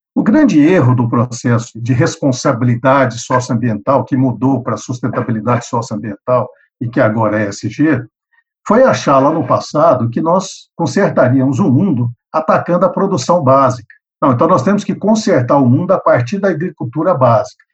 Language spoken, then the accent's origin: Portuguese; Goiás, Brazil; also born or lived in Iowa, United States; eu sou goiano, ele me tirou de Goiás, no Brasil, e me mandou para Goiás, nos Estados Unidos